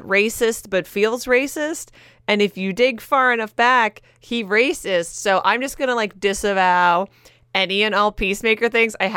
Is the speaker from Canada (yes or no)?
yes; Canada; I'm from Canada